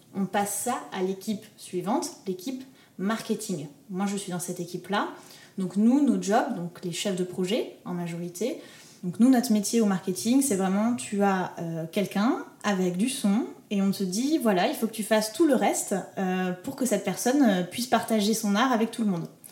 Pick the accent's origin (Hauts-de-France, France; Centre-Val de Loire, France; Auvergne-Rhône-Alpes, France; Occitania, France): Occitania, France; Toulouse; je viens de Toulouse, il y a absolument personne qui fait de la musique dans mon entourage